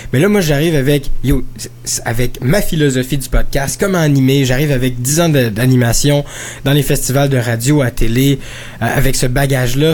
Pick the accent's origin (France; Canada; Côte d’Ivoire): Canada; Quebec; je viens du Québec, mais j'ai travaillé pendant longtemps là, dans, dans, dans, dans la communauté francophone